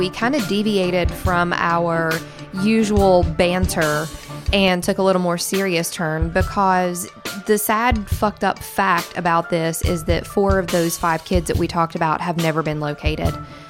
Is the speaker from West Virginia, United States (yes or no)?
yes; Southern West Virginia, United States; I am from Southern West Virginia, but my family has ties to Harlan County, Kentucky.